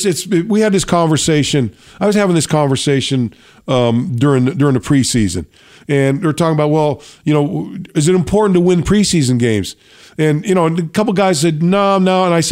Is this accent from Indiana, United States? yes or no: no; California, United States; I grew up right in the Bay, right in the middle of the 49ers and the Raiders.